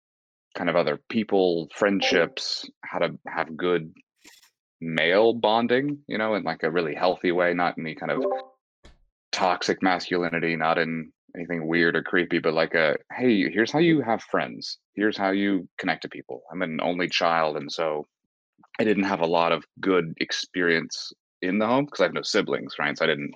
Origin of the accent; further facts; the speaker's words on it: Atlanta, Georgia, United States; now in Texas, United States; So I'm not originally from Texas. I've moved around quite a bit. I grew up mainly in Atlanta